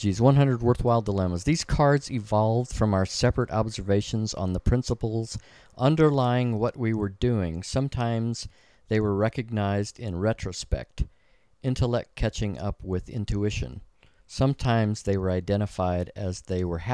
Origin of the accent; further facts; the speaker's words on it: La Grange, Texas, United States; LaGrange? My hometown